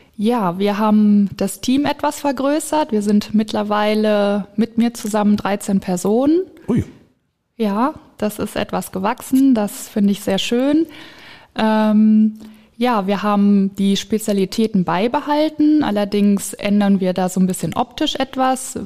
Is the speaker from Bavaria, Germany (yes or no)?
no; Diemelstadt, Hesse, Germany; Ich komme aus Diemelstadt Roden und wohne in Laubach